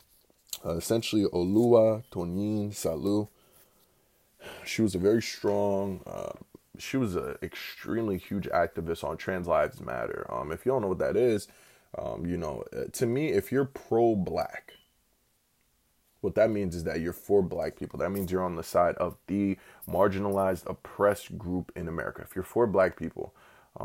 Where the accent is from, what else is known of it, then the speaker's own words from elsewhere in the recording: Newark, New Jersey, United States; I'm from Newark, New Jersey.